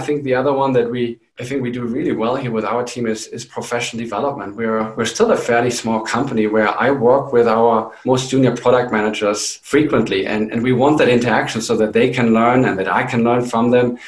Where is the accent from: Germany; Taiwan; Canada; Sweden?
Germany; moved away as an adult; also born or lived in England; now in New Mexico, United States; I am originally from Germany